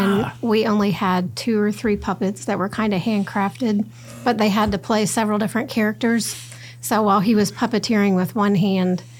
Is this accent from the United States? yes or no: yes; Ohio, United States; also born or lived in upstate New York; Originally, I was born in upstate New York and moved to Ohio when I was about two.